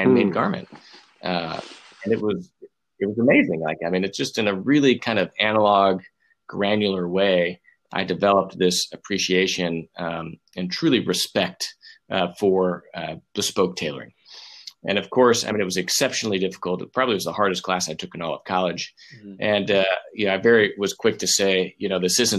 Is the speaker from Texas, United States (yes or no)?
yes; Texas, United States; I grew up in Texas. I'm from Texas